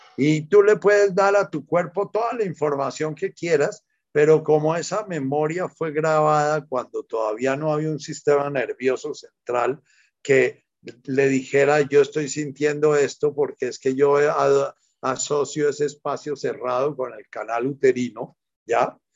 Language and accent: Spanish; Buga, Valle del Cauca, Colombia; desde que era chiquitico me crié en Buga